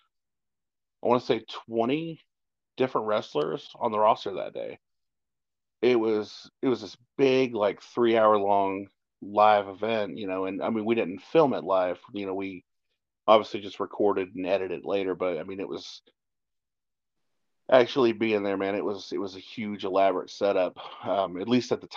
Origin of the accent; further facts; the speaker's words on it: Jeffersonville, Indiana, United States; we're from Jeffersonville